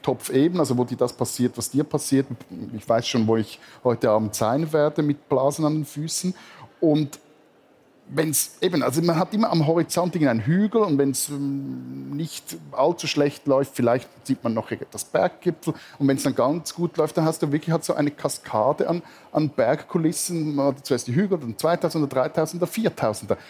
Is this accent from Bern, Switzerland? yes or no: no; Stäfa, Zurich, Switzerland; im Ort, wo ich aufgewachsen bin